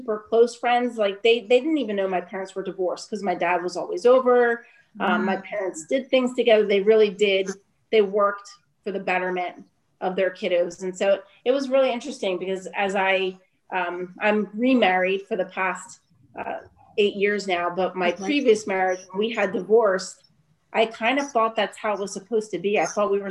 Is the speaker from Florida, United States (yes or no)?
no; Trenton, New Jersey, United States; also born or lived in Berks County, Pennsylvania; now in Reading, United States; I was born and raised in Trenton, New Jersey. So I'm a Jersey girl, essentially